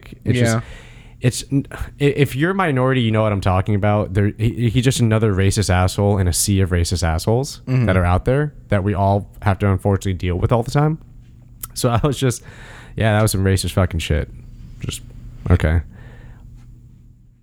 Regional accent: United States; I'm an American

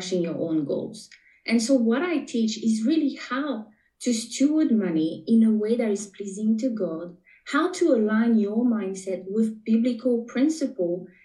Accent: French Polynesia; first language French; English is a second language; moved away as an adult; now in New Zealand; you may be able to pick up a little bit of an accent. I am from Tahiti, born and raised. So my first language is French. And now I'm talking to you from New Zealand.

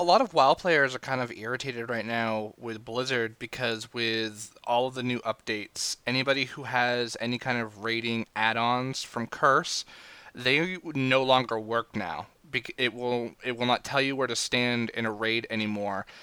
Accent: Maine, United States; I am from Maine

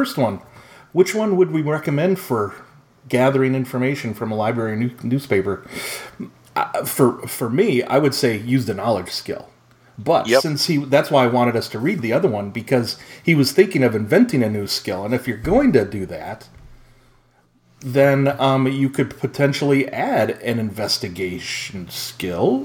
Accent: United States; as an American

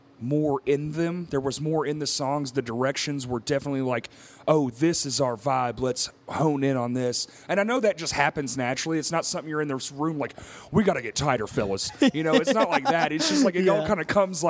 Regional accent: near Benton, Arkansas, United States; that's local to our hometown, my hometown

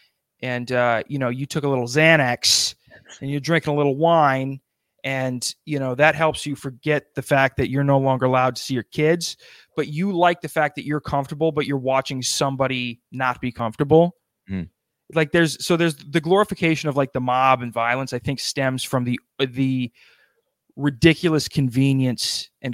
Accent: South Dakota, United States; now in New Jersey, United States; I live in New Jersey. I'm from South Dakota.

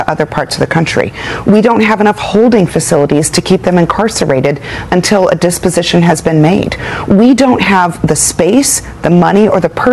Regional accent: Arizona, United States; born and raised in Arizona

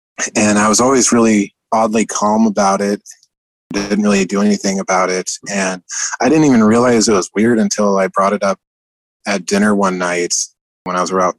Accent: Columbia River Gorge, United States; And where we grew up in the Columbia River Gorge between Washington and Oregon, it was kind of up in the boonies about an hour drive from Mount Adams, actually.

